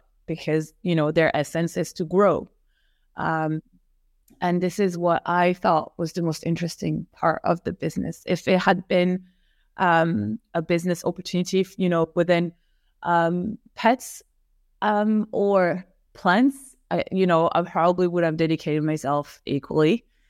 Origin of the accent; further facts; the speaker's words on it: Paris, Île-de-France, France; moved away as an adult; also born or lived in New York; now in London, United Kingdom; I grew up in Paris.